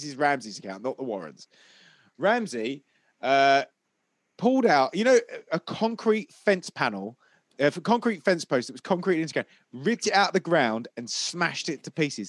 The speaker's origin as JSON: {"language": "English", "town": "Southend-on-Sea", "region": "East of England", "country": "United Kingdom", "tie": "born or raised there", "said": "that's where I used to go swimming as a kid."}